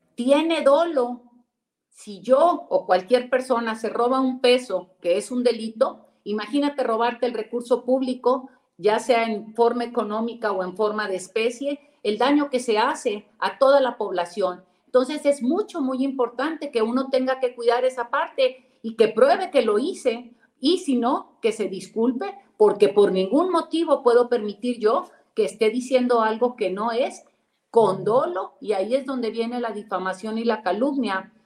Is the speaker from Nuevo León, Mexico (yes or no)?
yes; Nuevo León, Mexico